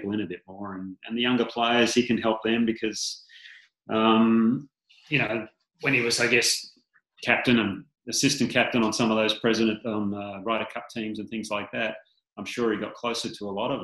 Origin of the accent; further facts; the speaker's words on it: Australia; being an Aussie